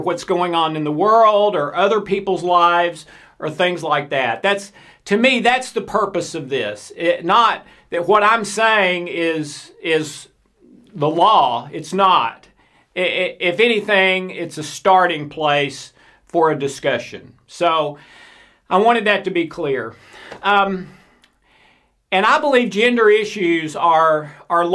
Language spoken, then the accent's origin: English; the South, United States; I'm from the South in the United States